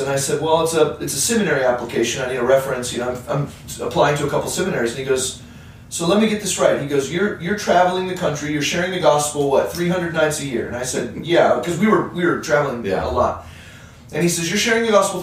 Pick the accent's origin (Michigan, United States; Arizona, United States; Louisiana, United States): Arizona, United States; I grew up in Arizona